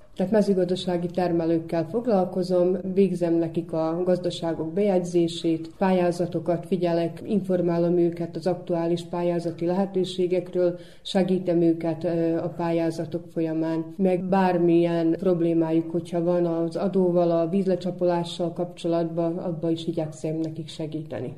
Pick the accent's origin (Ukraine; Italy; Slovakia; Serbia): Serbia; Bajmok, Vojvodina; ez itt az a mi szülőföldünk, az mi hazánk, úgyhogy mi itt születtünk